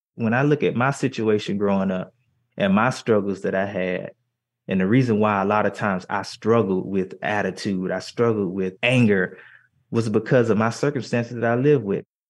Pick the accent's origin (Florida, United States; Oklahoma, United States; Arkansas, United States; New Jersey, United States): Florida, United States; Miami; moved away; also born or lived in Philadelphia; I come from Liberty City